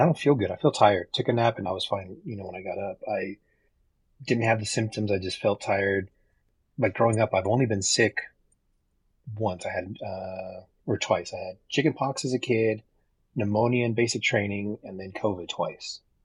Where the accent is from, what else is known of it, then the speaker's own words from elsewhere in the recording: Texas, United States; moved away as an adult; now in Reno, United States; I grew up in Texas. I live in Reno